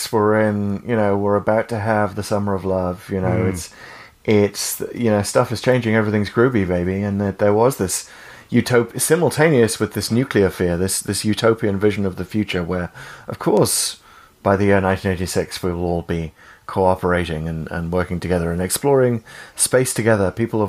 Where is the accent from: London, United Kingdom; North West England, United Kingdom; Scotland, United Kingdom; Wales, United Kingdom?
Wales, United Kingdom; accent: Welsh; sorry, I won't inflict much of my Welsh accent on you